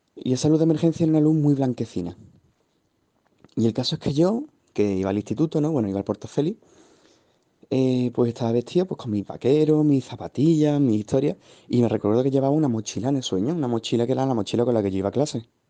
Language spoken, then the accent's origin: Spanish; Seville, Andalusia, Spain; yo vivo en Sevilla, yo soy de Sevilla